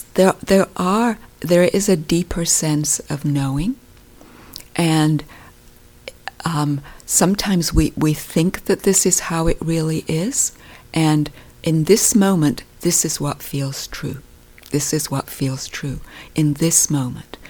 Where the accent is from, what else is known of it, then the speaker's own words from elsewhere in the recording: United Kingdom; being British, I grew up